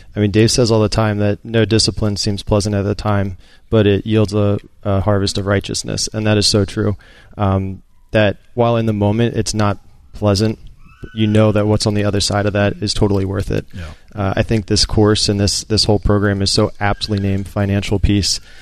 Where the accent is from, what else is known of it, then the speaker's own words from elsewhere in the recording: outside Philadelphia, Pennsylvania, United States; Outside Philadelphia